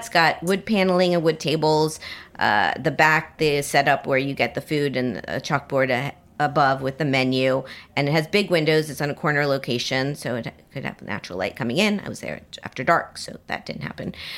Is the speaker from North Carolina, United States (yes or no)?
no; Miami, Florida, United States; moved away; My hometown of Miami